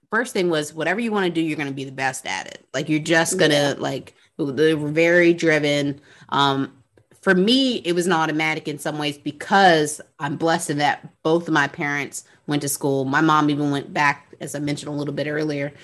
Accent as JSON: {"language": "English", "town": "New Orleans", "region": "Louisiana", "country": "United States", "said": "I'm from New Orleans"}